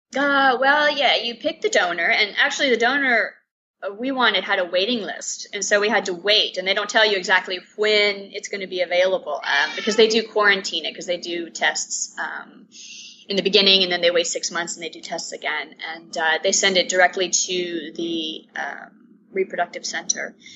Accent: Atlanta, Georgia, United States; moved away as an adult; now in Amsterdam, Netherlands; I am originally from Atlanta. Um, my mom is Cuban. My dad's American. So I grew up in a bicultural family.

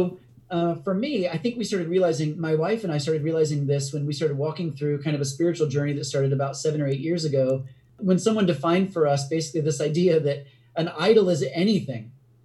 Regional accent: United States; also born or lived in India; an American

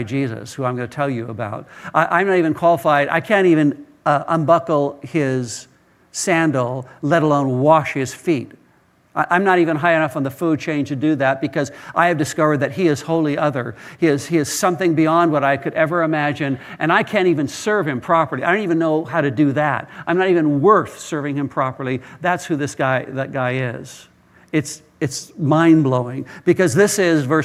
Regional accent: Israel; moved away as an adult; I was raised in part in Israel, went to high school, undergraduate work, graduate work in Israel, and lived there for quite a number of years

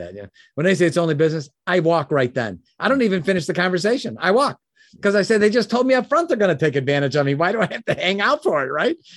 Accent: Chicago, Illinois, United States; I was born in Chicago, Illinois

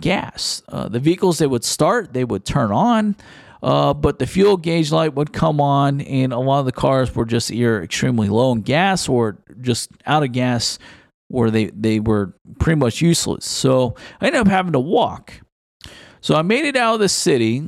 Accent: Houston, Texas, United States; Houston, Texas, which is my hometown where I am originally from

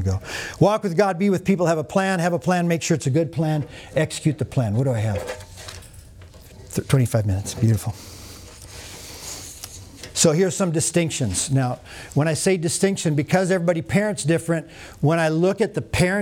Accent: North Dakota, United States; I'm from North Dakota

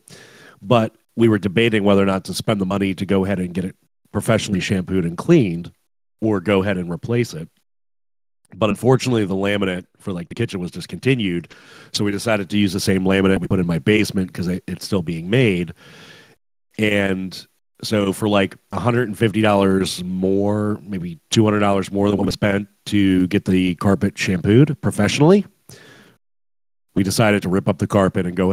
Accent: West Virginia, United States; moved away; I'm from West Virginia

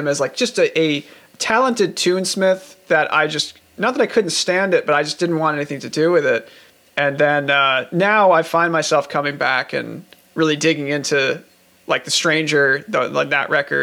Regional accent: Levittown, New York, United States; I grew up in Levittown

